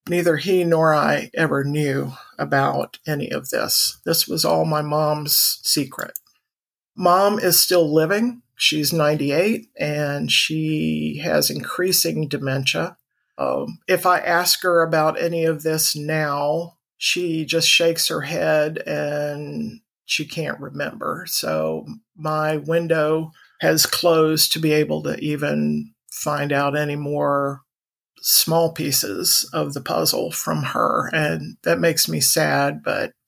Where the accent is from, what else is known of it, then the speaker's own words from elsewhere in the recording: Orlando, Florida, United States; I was born in Orlando, Florida in 1956